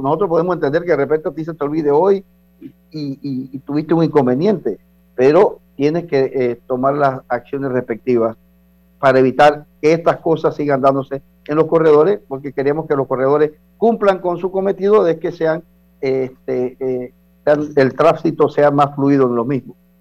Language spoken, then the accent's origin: Spanish; Chiriquí, Panama; moved away; allá en, en, mi tierra, en Chiriquí